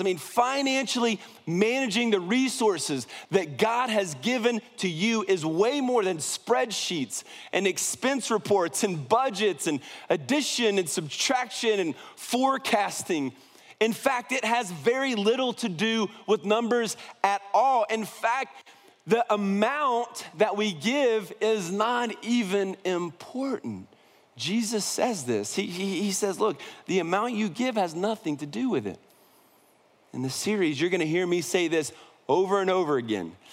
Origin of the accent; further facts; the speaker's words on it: Columbus, Ohio, United States; I was born right outside of Columbus, Ohio